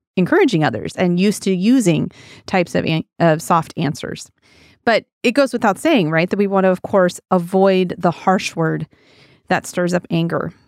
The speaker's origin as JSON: {"language": "English", "region": "Wyoming", "country": "United States", "tie": "born or raised there", "moved": "yes", "lives_now": "Pacific Northwest, United States", "said": "When I was a kid, I grew up in Wyoming on a big old ranch"}